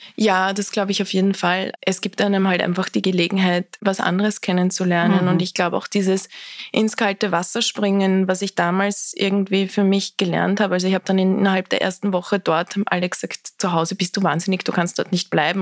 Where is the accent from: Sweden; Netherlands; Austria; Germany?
Austria; ich bin sehr behütet am Land in Österreich aufgewachsen